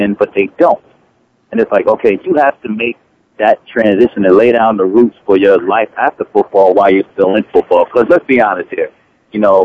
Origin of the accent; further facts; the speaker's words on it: Jersey City, New Jersey, United States; I'm from Jersey City, New Jersey. We both came from the project